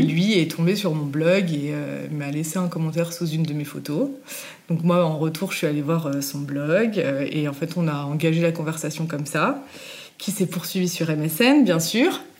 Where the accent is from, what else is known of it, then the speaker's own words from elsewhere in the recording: Savoie, Auvergne-Rhône-Alpes, France; also born or lived in Normandy; Je suis arrivée en Savoie quand j'avais 4 ans